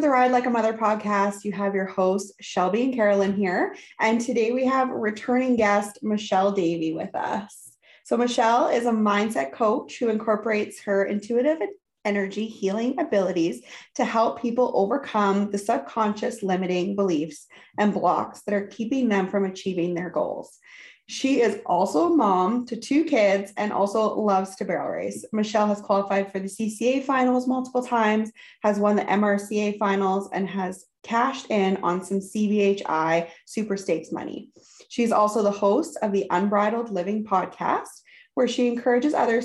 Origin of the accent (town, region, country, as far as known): Canadian prairies, Canada